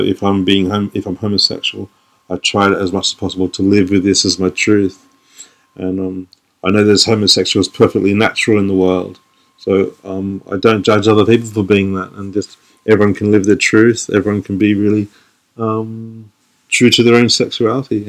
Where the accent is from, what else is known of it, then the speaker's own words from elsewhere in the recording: Sydney, New South Wales, Australia; now in London, United Kingdom; I'm from Australia. I'm from Sydney, Australia, but now I live in London.